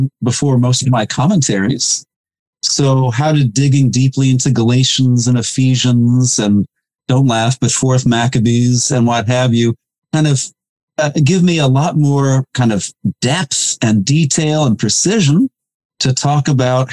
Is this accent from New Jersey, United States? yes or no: yes; New Jersey, United States; I grew up in New Jersey